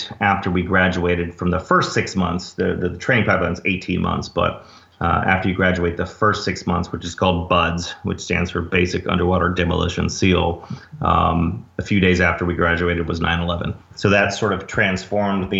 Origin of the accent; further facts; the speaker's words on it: Dallas, Texas, United States; moved away as an adult; I grew up in Dallas, went to SMU for undergrad